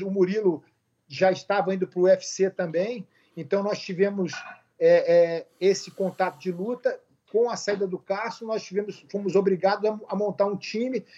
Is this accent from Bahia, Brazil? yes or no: no; Rio de Janeiro, Brazil; also born or lived in Porto Alegre; eu sou gaúcho. Eu nasci em Porto Alegre, fui embora para o Rio com dois anos. Meu pai militar foi transferido para o Rio de Janeiro